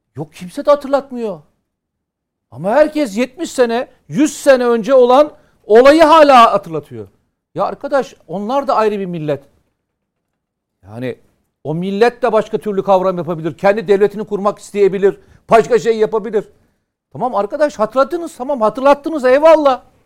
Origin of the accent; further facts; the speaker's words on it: Samsun, Turkey; Benim memleketim Samsun'u